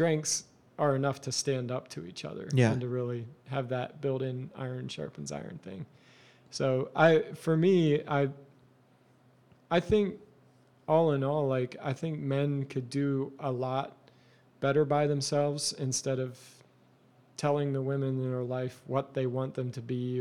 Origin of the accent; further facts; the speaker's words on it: Eastern Lancaster County, Pennsylvania, United States; I grew up in Eastern Lancaster County in a Mennonite culture